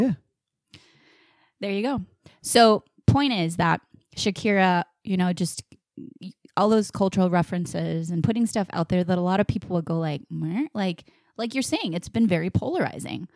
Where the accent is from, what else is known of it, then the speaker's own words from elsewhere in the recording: Puerto Rico; I'm full blown Puerto Rican.